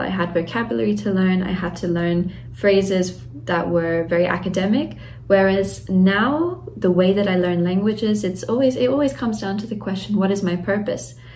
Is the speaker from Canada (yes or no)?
no; Australia; moved away as an adult; also born or lived in Latvia; now in Germany; I was raised in Australia, and then I I grew up there, did my schooling, and then later moved to Germany to do my university studies